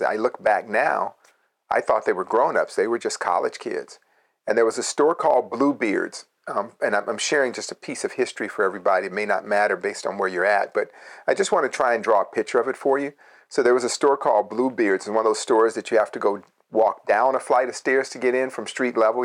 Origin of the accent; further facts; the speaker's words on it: Berkeley, California, United States; growing up in Berkeley